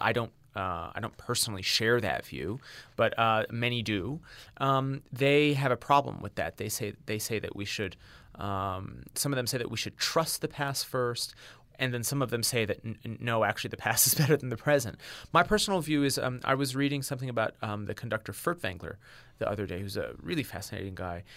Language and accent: English; Washington, District of Columbia, United States; also born or lived in Tehran, Iran; I grew up in Washington, D C. just outside of Washington, D C